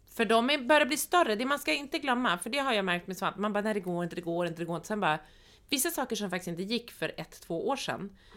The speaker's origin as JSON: {"language": "Swedish", "region": "Norrland", "country": "Sweden", "said": "Anna och jag är norrlänningar båda två"}